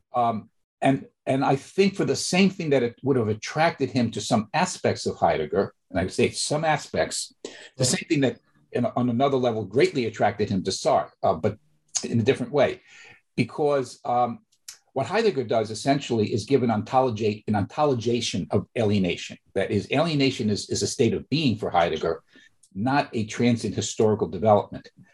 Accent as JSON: {"language": "English", "region": "New York", "country": "United States", "tie": "born or raised there", "said": "I'm originally from New York, growing up in the Bronx, from working class family in Bronx, New York"}